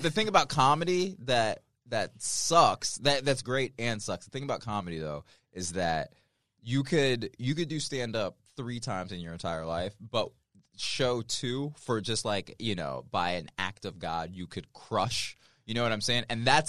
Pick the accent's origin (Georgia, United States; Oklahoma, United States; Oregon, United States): Georgia, United States; Marietta; also born or lived in Miami / Cincinnati / Santa Rosa / Fresno; So I was born in Miami. We lived in Cincinnati for a second, Santa Rosa, California, Fresno, California. Then I spent like the biggest chunk of my life in like formative years in Marietta.